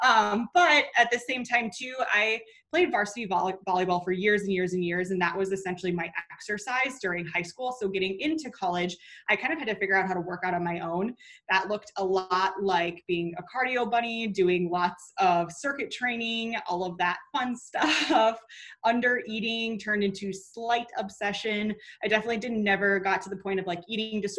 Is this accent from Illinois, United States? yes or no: no; Minnesota, United States; moved away as an adult; now in North Carolina, United States; where I grew up in Minnesota, currently in North Carolina